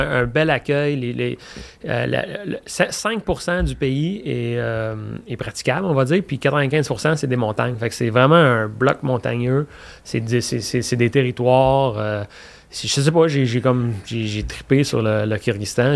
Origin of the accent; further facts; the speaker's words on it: Quebec, Canada; j'aime le Québec, je suis québécois, j'aime ma patrie